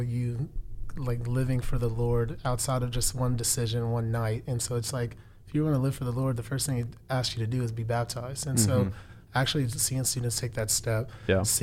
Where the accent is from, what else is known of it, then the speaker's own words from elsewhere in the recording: Houston, Texas, United States; I was born in Houston.